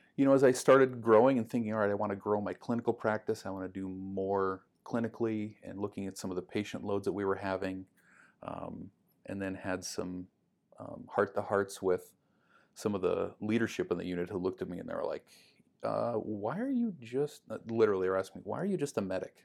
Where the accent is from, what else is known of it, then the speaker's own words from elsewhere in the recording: Duluth, Minnesota, United States; I grew up in Duluth